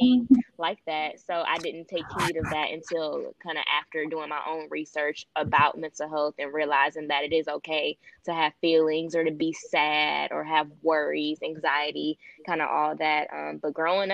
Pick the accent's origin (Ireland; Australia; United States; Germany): United States; Detroit, Michigan; I am from Detroit, Michigan, born and raised